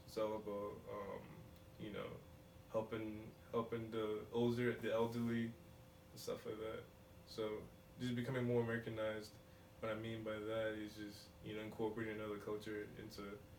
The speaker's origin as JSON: {"language": "English", "town": "Lynn", "region": "Massachusetts", "country": "United States", "tie": "born or raised there", "also_born_or_lived": "Nigeria / Canton, Massachusetts / Salem, Massachusetts", "said": "So pretty much I was born in Nigeria, you know. I came here when I was 6. And, you know, my family was, you know, my mom, my dad, you know, my nuclear family all together, we moved here. My younger brother was born here, but, yeah, I lived in Lynn"}